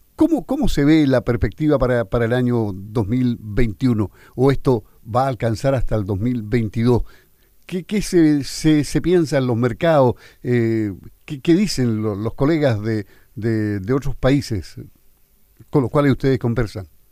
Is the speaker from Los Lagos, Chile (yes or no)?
yes; Los Lagos, Chile